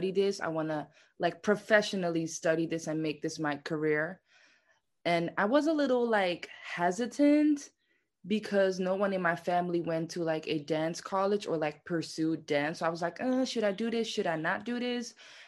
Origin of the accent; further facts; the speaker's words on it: Netherlands; moved away as an adult; also born or lived in Amsterdam, Netherlands; now in New York City, United States; I was born and raised in Heuvel, which is in the Netherlands